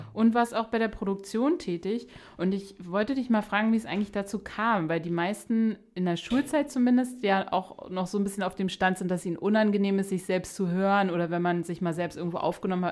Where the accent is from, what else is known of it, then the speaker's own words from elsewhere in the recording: Berlin, Germany; wir sprechen hier gerade Berliner zu Berliner